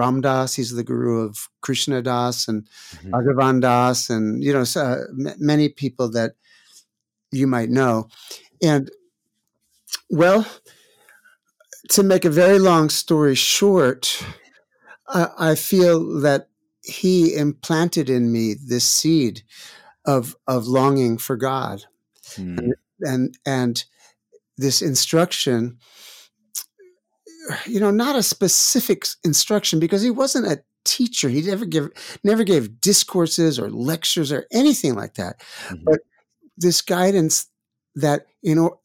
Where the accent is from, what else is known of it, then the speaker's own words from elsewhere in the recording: New York City, New York, United States; I grew up in New York City